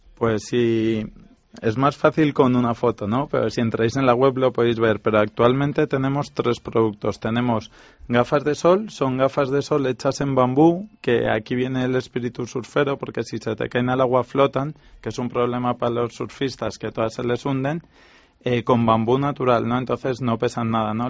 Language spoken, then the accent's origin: Spanish; Spain; somos tres emprendedores españoles